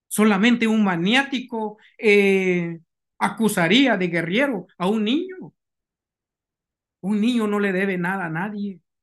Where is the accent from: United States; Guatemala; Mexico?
Guatemala; moved away; utilizó a mi gente como esclavos